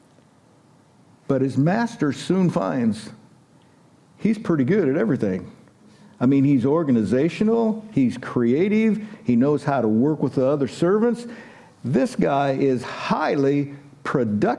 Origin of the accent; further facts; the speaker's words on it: United States; us Americans